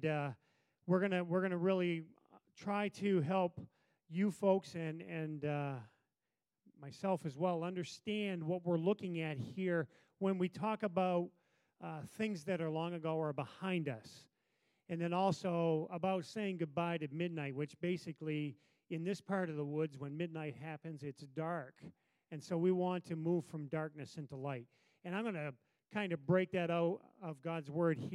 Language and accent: English; United States; I, being a good American